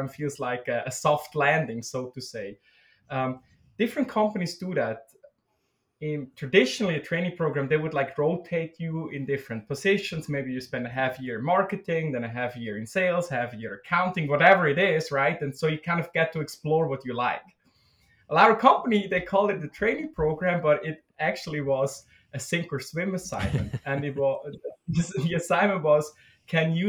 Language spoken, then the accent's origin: English; Switzerland; moved away as an adult; also born or lived in Germany; now in Minnesota, United States; I was born and raised in Switzerland.